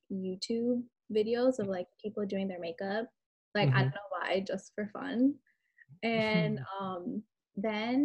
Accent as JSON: {"language": "English", "town": "Fort Lauderdale", "region": "Florida", "country": "United States", "tie": "born or raised there", "said": "I'm from Fort Lauderdale"}